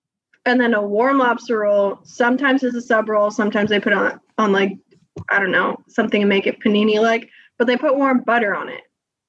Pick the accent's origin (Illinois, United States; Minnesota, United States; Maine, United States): Maine, United States; when she found out I was from Maine